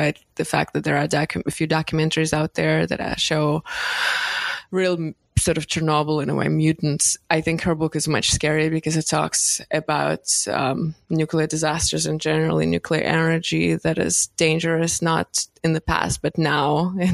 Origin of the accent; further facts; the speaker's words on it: Moscow, Russia; moved away; coming from there, I grew up in Moscow